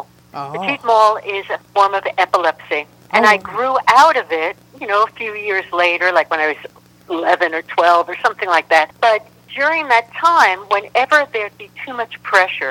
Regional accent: New York City, New York, United States; moved away as an adult; also born or lived in San Francisco; I was from New York City. I was a street kid

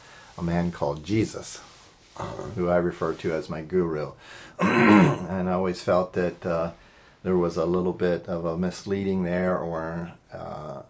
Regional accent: Lancaster County, Pennsylvania, United States; I grew up in Lancaster County, Pennsylvania

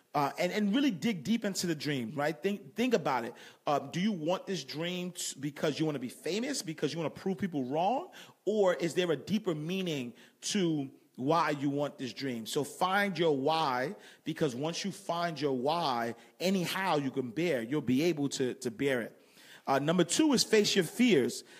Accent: New York City, New York, United States; I grew up in Harlem.

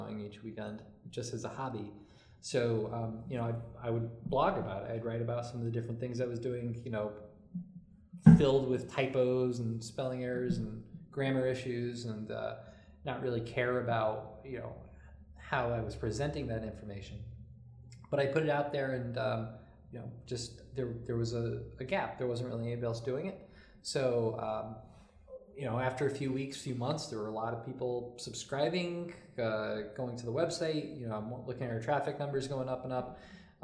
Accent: Derby, Connecticut, United States; Was in Derby for, you know, the first half of my life.

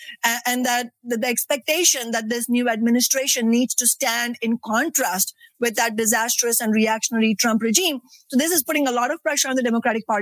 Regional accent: India; now in Seattle, United States; the experience of growing up in India

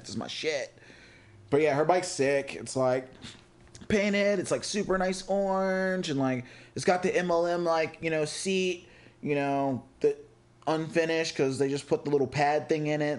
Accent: Richmond, Virginia, United States; We're from Virginia, Richmond to be exact

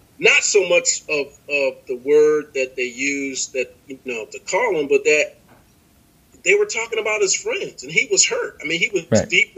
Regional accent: Painesville, Ohio, United States; moved away; The environment that we all grew up in, it was just like the issue of race was never presented to us in a negative way

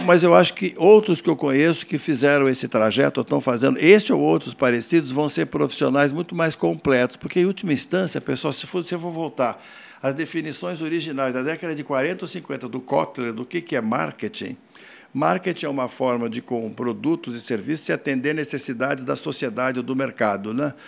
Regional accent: Poços de Caldas, Minas Gerais, Brazil; eu sou de Poste Caldas

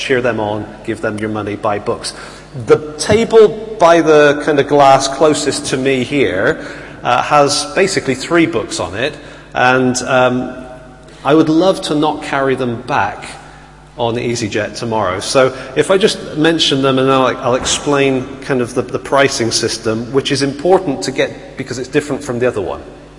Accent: Bristol, South West England, United Kingdom; accent: Bristolian; also born or lived in Italy; And so I grew up in Bristol and had a very strong Bristolian accent, which you do not want to hear.

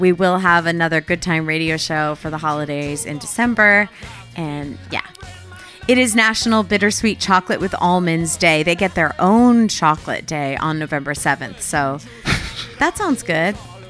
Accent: Connecticut, United States; now in Los Angeles, United States; I'm from Connecticut.

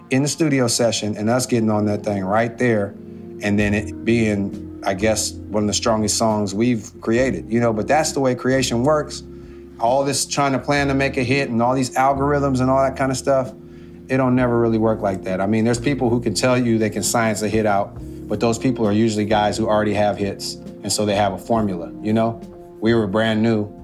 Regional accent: Oakland, California, United States; We're hailing from East Oakland, California, and um, sometimes it gets a little hectic out there.

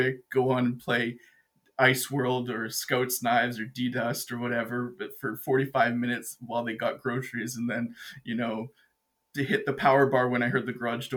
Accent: Edmonton, Alberta, Canada; I'm an Edmonton boy, born

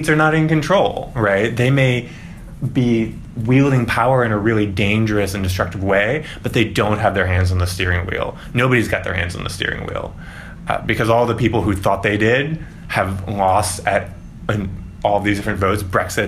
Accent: St. Louis, Missouri, United States; moved away; I'm from St. Louis

